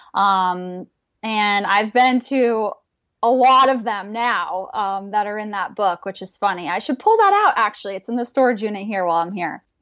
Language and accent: English; Manchester, New Hampshire, United States; moved away; I was born and raised in Manchester, New Hampshire, which is just a small town about 45 minutes from Boston